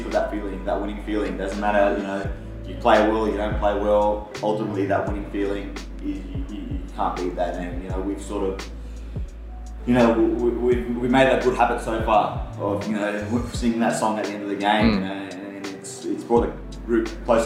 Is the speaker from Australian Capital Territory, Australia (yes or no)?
yes; Canberra, Australian Capital Territory, Australia; moved away; growing up in Canberra